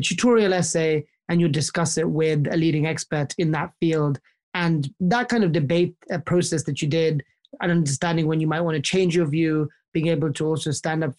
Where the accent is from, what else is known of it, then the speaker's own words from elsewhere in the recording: London, United Kingdom; also born or lived in Oxford; I was born and raised in London in the United Kingdom